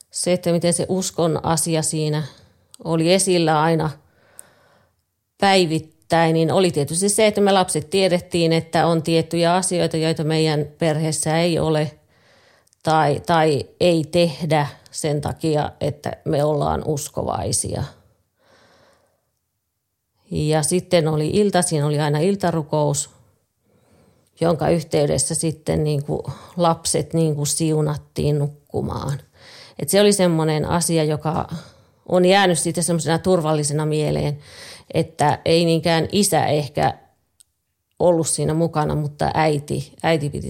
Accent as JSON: {"language": "Finnish", "region": "Lapland", "country": "Finland", "tie": "born or raised there", "said": "Synnyin pieneen kylään Lapissa. Meillä oli perheessä kahdeksan lasta, joista mä olin viides."}